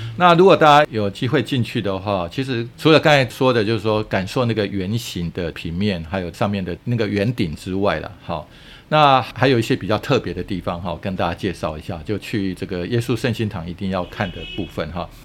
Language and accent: Chinese; Taiwan; 我们台湾人